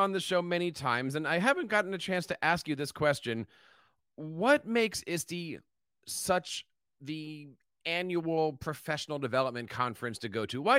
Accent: Philadelphia, Pennsylvania, United States; It's going to be happening in my hometown of Philadelphia.

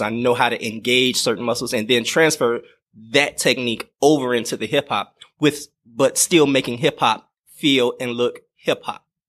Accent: Miami, Florida, United States; moved away; I grew up in Miami, Florida

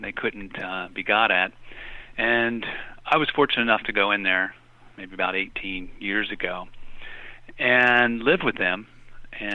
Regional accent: Appalachia, United States; also born or lived in Latin America; now in Frederick, United States; I'm originally from Appalachia

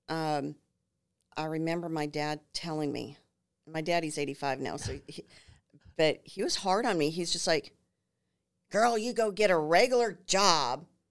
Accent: New Ulm, Minnesota, United States; moved away as an adult; now in San Antonio, United States; I grew up in that river valley in New Ulm

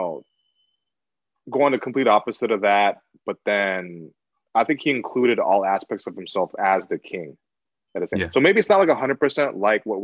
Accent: United States; I'm American

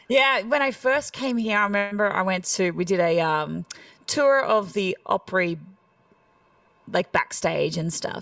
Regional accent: Australia; accent: Australian; moved away as an adult; now in Nashville, United States; I'm country Australian

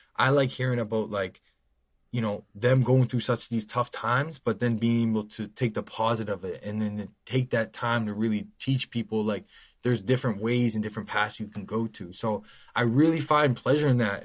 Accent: Nova Scotia, Canada; born or raised there

